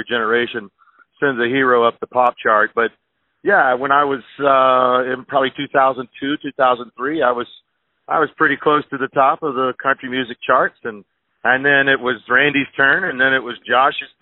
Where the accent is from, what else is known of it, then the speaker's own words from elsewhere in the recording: Texas, United States; I am a Texan